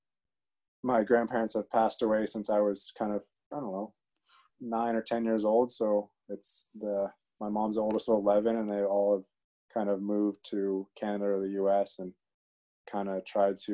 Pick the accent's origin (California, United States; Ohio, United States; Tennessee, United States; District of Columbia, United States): District of Columbia, United States; D.C.; also born or lived in Philippines (ancestry); I grew up outside Washington, D.C. when I was really young.